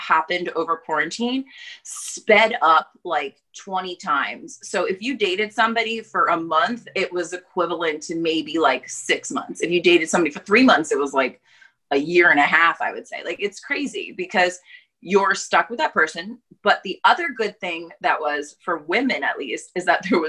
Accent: New York, United States; moved away as an adult; now in Los Angeles, United States; I'm from New York, basically. And then I came out here right before coronavirus for a job interview

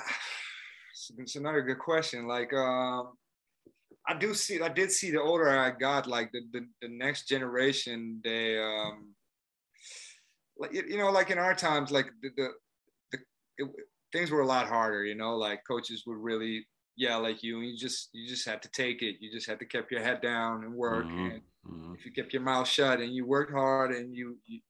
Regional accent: Amsterdam, North Holland, Netherlands; I'm from Amsterdam. So I always lived in Amsterdam

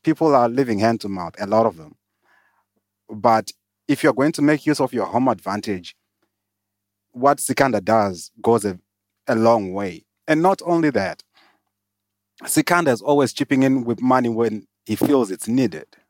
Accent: Zimbabwe; moved away as an adult; now in South Africa; I was born in Zimbabwe, o, moved to South Africa, um, in the twenty tens.

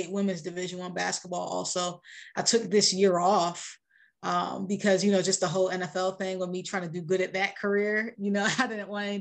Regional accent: Rochester, New York, United States; moved away; I grew up in Rochester, like pretty much like the inner city

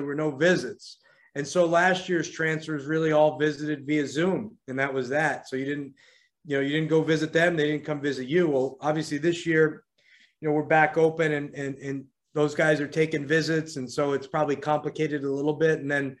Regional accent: New York, United States; also born or lived in Miami; now in Washington, D.C., United States; I'm from New York originally, but I lived here, for 9 years, nine seasons at George Mason.

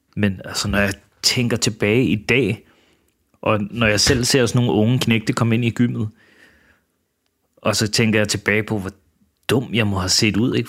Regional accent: Denmark; also born or lived in Manila, Philippines; Og så kom jeg til Danmark, da jeg var et eller to år gammel

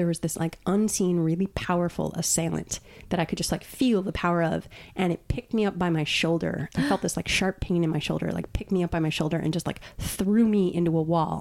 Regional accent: Long Island, New York, United States; also born or lived in Brooklyn, New York; I grew up on Long Island

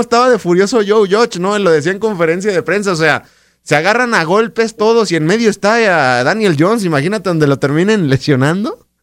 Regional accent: Mexico; como eh, mexicanos

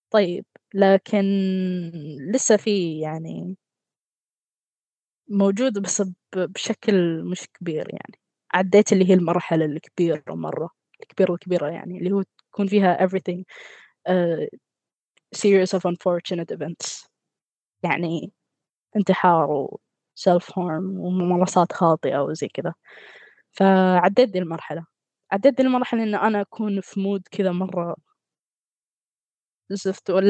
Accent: Qatar; من قطر

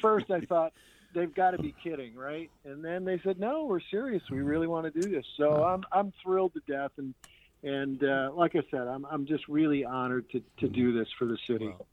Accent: St. Clair Shores, Michigan, United States; also born or lived in Chesterfield Township, Michigan; I grew up on that street. My dad is 90 years old, still lives there in the house that I was born

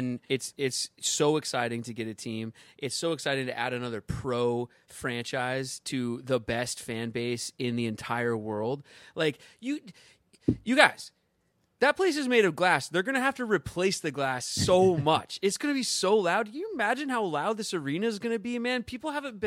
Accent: Edmonds, Washington, United States; I'm from Edmonds, Washington, born and raised

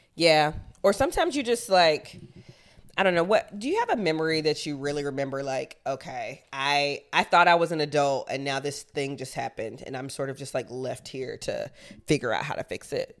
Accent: Athens, Georgia, United States; moved away as an adult; also born or lived in Chicago; I was born and raised in Athens, Georgia, and I went to school in the University of Georgia, which is in the same exact town

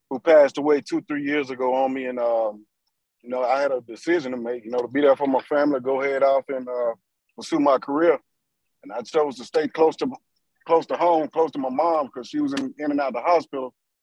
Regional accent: Monroe, Louisiana, United States; being in my hometown

